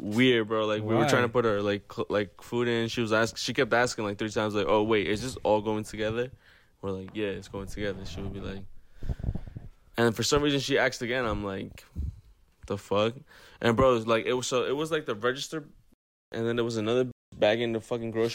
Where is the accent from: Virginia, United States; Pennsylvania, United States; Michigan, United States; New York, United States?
New York, United States; we're from New York.